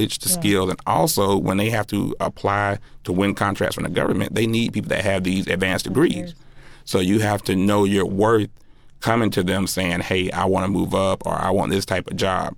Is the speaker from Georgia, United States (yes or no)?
yes; South Georgia, United States; moved away as an adult; I'm from South Georgia. I'm a country boy from the deep South.